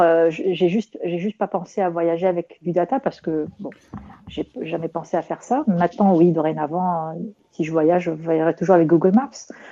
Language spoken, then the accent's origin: French; Rabat, Rabat-Salé-Kénitra, Morocco; c'est comme ma ville natale, Rabat